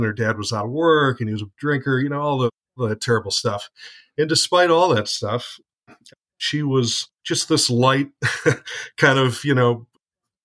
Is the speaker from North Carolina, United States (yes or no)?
no; Detroit area, Michigan, United States; I grew up around the Detroit area in a suburb just outside of the city, probably about 5 miles from the dividing line, which is 8 Mile